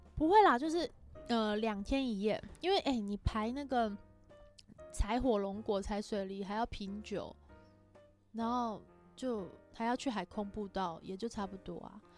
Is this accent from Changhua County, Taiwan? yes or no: yes; Erlin, Changhua County, Taiwan; 我没有打算介绍彰化其他地方，我的故乡